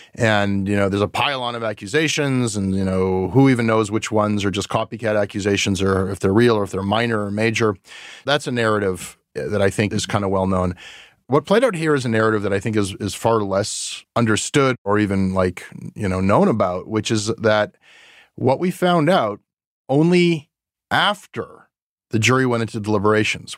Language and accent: English; Canada; a Canadian media worker